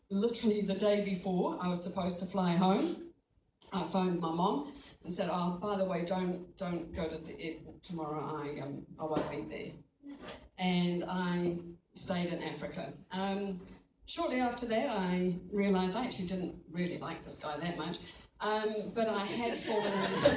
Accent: Kirkby in Ashfield, East Midlands, United Kingdom; moved away; I grew up in England in a little village.

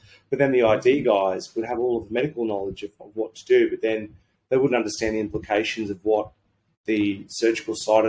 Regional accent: Sydney, New South Wales, Australia; moved away as an adult; also born or lived in Brisbane; I grew up my entire life in Sydney

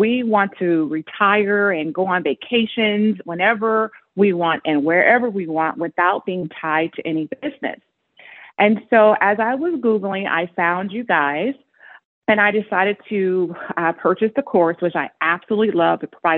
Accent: Las Vegas, Nevada, United States; also born or lived in California; I am from Las Vegas, Nevada. My first home is here in Las Vegas. I, of course, am from California too, so I say half and half of where I've been.

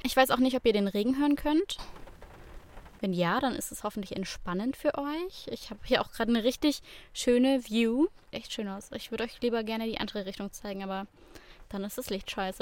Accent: Swabia, Germany; als Schwabe

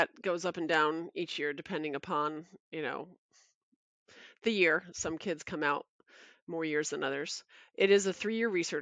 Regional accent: Toms River, New Jersey, United States; also born or lived in Brooklyn, New York; I started off K through 12 in Toms River. I was born in Brooklyn and then we moved down here.

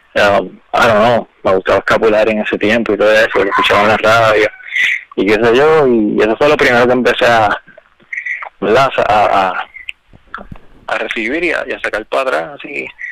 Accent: Quebradillas, Puerto Rico; moved away as an adult; now in Camuy, Puerto Rico; Yo nací en Quebradilla, hace dos años vivo en Camo

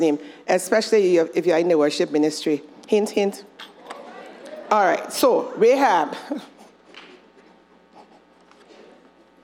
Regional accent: Monrovia, Montserrado, Liberia; Where I'm from, where I grew up in Monrovia, you could never escape your family history.

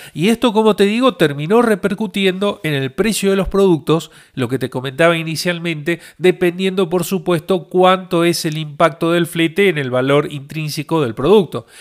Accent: Argentina; soy de Argentina

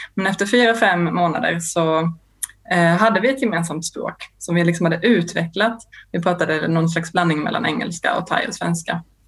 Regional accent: Lund, Skåne, Sweden; Jag kommer från Lund där jag växte upp

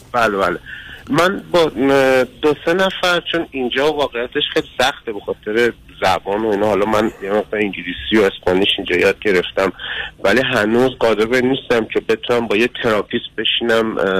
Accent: Iran; moved away as an adult; also born or lived in Europe; now in Mexico; در ایران به دنیا اومدم

